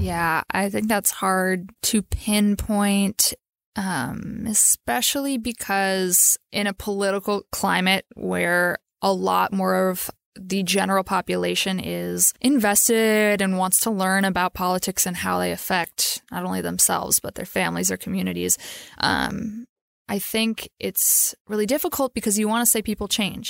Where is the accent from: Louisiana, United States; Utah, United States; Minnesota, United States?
Minnesota, United States; I'm from Minnesota